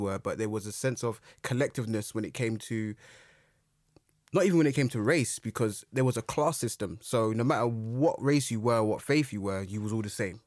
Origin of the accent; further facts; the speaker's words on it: London, United Kingdom; I grew up in Brixton